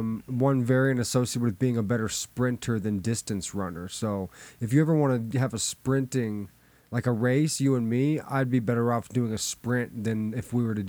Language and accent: English; United States; Just because I'm American.